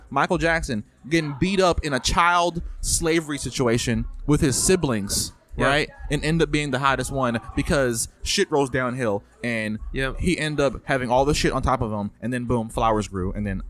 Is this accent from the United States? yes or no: no; Jamaica; I'm Jamaican.